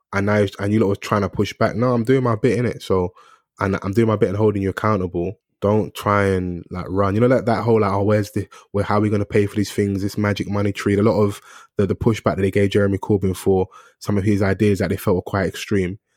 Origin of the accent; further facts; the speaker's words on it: London, United Kingdom; I'm from South